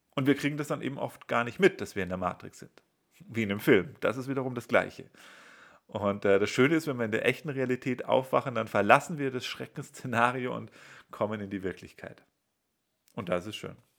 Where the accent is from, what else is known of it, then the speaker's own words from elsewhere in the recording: Bavaria, Germany; also ich bin in Bayern aufgewachsen